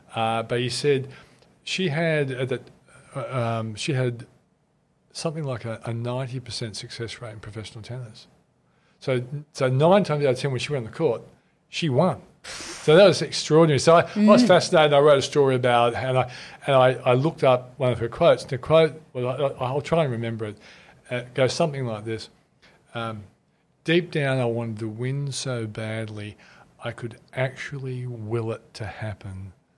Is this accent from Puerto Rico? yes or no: no; Australia; As an Australian, can be proud of a company.